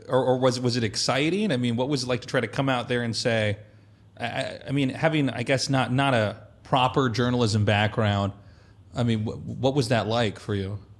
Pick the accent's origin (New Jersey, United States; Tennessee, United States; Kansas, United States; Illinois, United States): Kansas, United States; moved away as an adult; also born or lived in Colorado; I was a kid from Kansas.